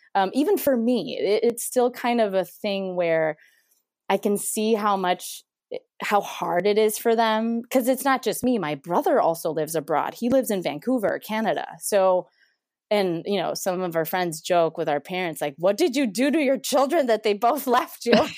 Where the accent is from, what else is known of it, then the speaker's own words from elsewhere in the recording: Mexico City, Mexico; moved away as an adult; now in United States; So, yeah, so I grew up in Mexico City, born and raised, went to school there, um, went to college there